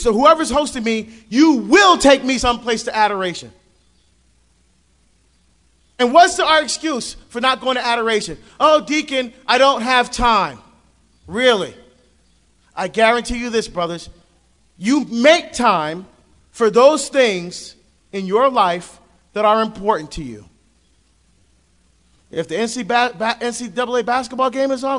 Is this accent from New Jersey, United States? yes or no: yes; New Jersey, United States; now in Oregon, United States; I'm from Jersey